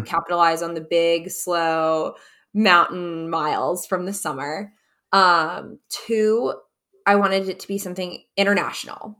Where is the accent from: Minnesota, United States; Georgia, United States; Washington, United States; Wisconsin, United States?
Wisconsin, United States; we grew up skiing together in Wisconsin